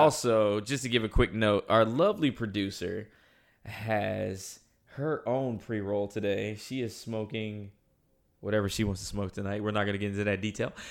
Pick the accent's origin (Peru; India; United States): United States; North Carolina; moved away as an adult; now in Los Angeles, United States; I am from North Carolina. Um, I moved to L A about seven years ago